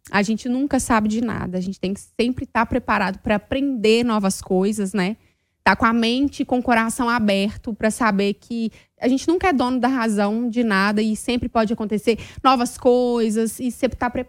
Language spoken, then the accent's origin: Portuguese; Minas Gerais, Brazil; Eu bem sou mineira faladeira.